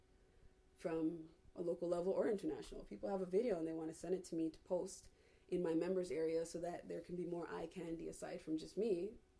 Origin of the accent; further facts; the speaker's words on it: Toronto, Ontario, Canada; I'm from Toronto